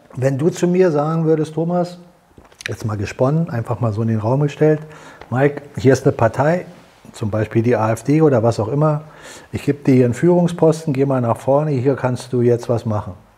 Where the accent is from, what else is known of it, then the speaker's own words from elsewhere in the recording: Germany; als Deutsche